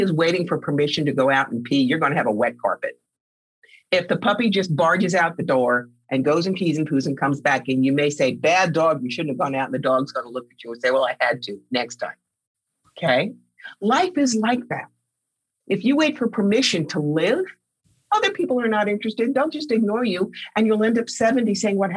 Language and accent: English; Cherry Hill, New Jersey, United States; a nice Jewish kid growing up in Cherry Hill, New Jersey, to a very wealthy family